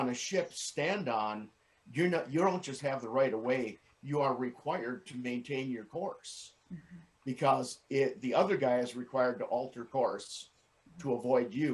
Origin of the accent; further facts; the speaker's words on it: Wisconsin, United States; I grew up in Wisconsin, which is farmland.